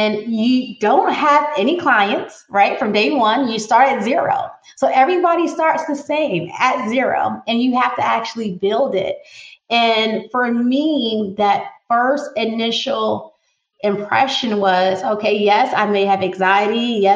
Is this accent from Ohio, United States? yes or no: no; New Jersey, United States; now in North Carolina, United States; growing up in North Jersey, right across Manhattan